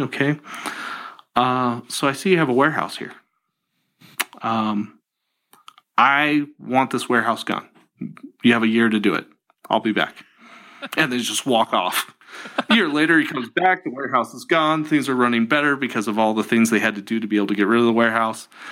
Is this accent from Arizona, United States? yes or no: yes; Tucson, Arizona, United States; also born or lived in California; I grew up in Tucson, Arizona.